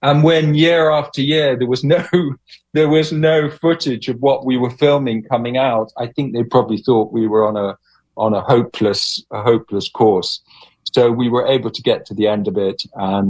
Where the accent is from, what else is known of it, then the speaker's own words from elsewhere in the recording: Uganda; Well, I grew up in Uganda and my father grew up in Uganda